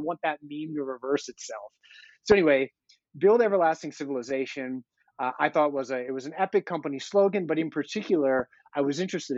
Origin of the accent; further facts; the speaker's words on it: Denver, Colorado, United States; I'm an American, which is, it's a privilege to live in the United States, where like I can walk around my home city of Denver